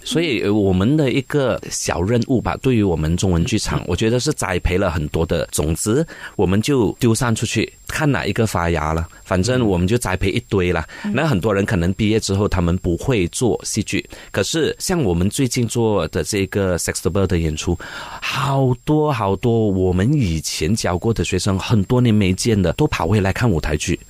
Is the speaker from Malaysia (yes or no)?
yes; Malaysia; 我们是马来西亚人